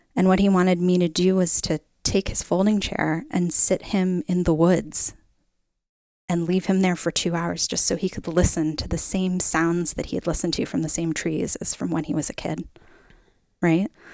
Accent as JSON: {"language": "English", "town": "Middletown", "region": "Connecticut", "country": "United States", "tie": "born or raised there", "moved": "yes", "lives_now": "Oregon, United States", "said": "I grew up in Middletown, Connecticut"}